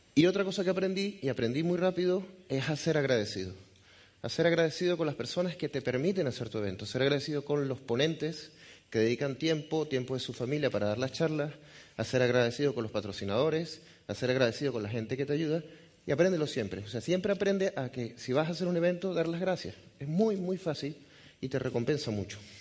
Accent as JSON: {"language": "Spanish", "country": "Venezuela", "tie": "born or raised there", "also_born_or_lived": "Galicia", "accent": "Venezuelan", "moved": "yes", "said": "soy venezolano de nacimiento, por eso el acento, aunque es difícil de decir de qué parte, pero soy gallego de corazón"}